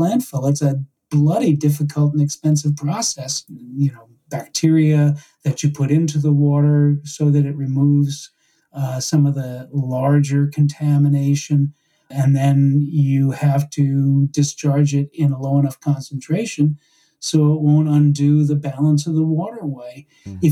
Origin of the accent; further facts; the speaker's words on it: New York, United States; when I was growing up in New York